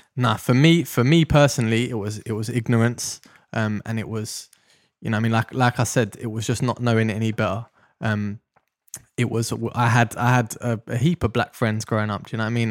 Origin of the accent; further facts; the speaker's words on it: London, United Kingdom; I grew up in Deptford in South London